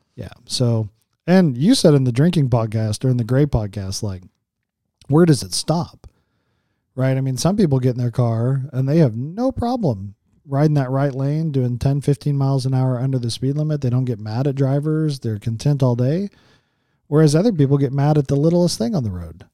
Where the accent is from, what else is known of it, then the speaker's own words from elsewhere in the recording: Las Vegas, Nevada, United States; I'm from Vegas.